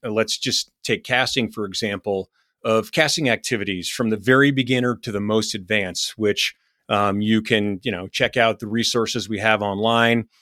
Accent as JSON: {"language": "English", "region": "Vermont", "country": "United States", "said": "my home state of Vermont"}